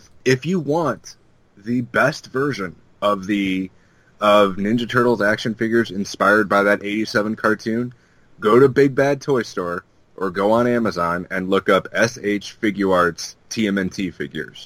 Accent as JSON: {"language": "English", "town": "Chesterton", "region": "Indiana", "country": "United States", "tie": "born or raised there", "moved": "yes", "said": "my hometown of Chesterton in Indiana"}